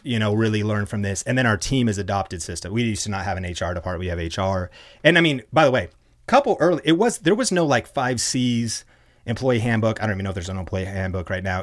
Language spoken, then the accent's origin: English; Arlington, Washington, United States; I'm a small town kid, college dropout, um, and growing up in Arlington, Washington